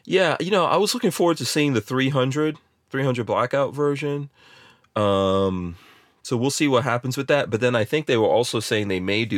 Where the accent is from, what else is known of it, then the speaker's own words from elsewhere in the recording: New Jersey, United States; moved away; born in Jersey